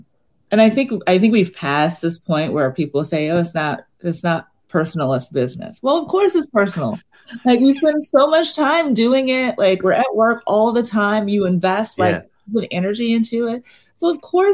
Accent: Mississippi, United States; now in Brooklyn, United States; I grew up in Mississippi in the South

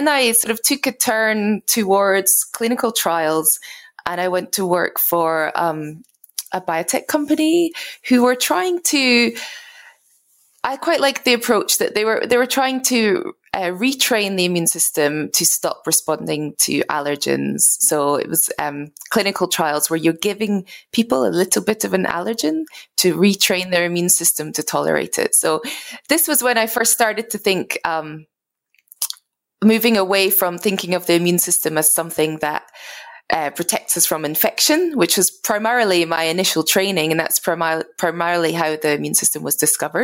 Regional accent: Scotland, United Kingdom; I'm originally from Scotland. I grew up in a farm in rural Scotland.

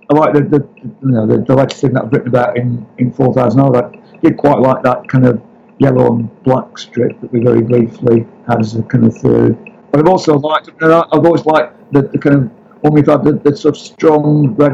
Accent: Blackburn, North West England, United Kingdom; also born or lived in Liverpool / Bournemouth; I was born in Liverpool because um, basically I was adopted um, as a as a kind of baby, basically. So. Uh, Bournemouth then brought to Blackburn by my parents.

